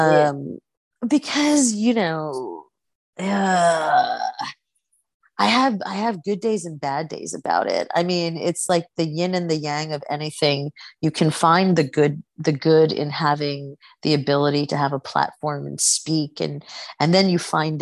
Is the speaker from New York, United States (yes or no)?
yes; New York City, New York, United States; accent: Queens; living and growing up in New York City